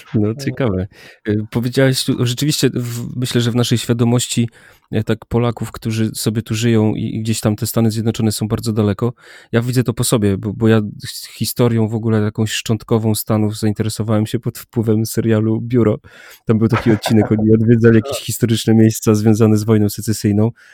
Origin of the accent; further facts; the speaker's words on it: Warmian-Masurian Voivodeship, Poland; jak byłem mały, młody, gdzieś tam z Mazur, z wioski